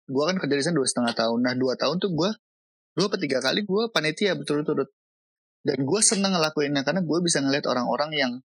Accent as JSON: {"language": "Indonesian", "town": "Bogor", "region": "West Java", "country": "Indonesia", "said": "kita orang Bogor, gue orang Bogor, gue jarang ke puncak sehingga orang Jakarta lebih tahu puncak daripada gue."}